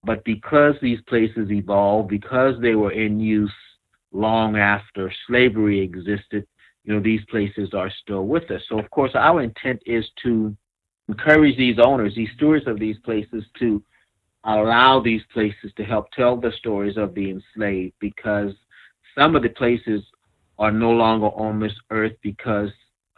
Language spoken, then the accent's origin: English; Kingstree, South Carolina, United States; I grew up in a very small town of King Street, South Carolina, Williamsburg County